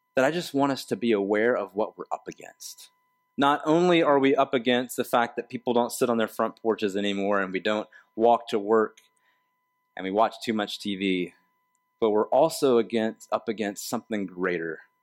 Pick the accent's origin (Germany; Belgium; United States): United States; the South; moved away; I grew up in the South where we have this, like, um, second person plural, y'all